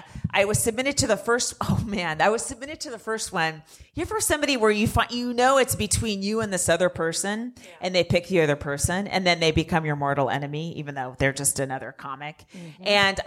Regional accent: San Francisco, California, United States; I'm from San Francisco.

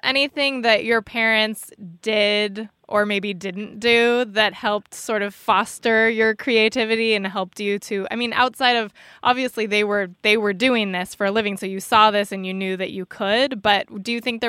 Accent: Jersey Shore, New Jersey, United States; also born or lived in Brooklyn; I was born in Brooklyn, I grew up in the Jersey Shore

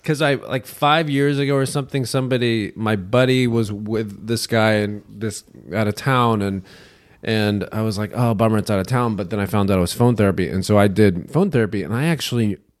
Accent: West Point, New York, United States; born there; also born or lived in various US places; so my dad was in the Army, and I was born in West Point. He taught at West Point.

